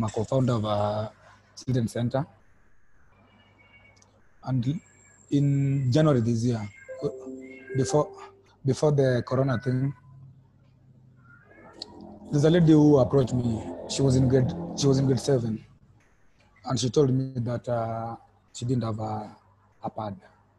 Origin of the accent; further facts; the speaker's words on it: Kenya; I'm from Kenya.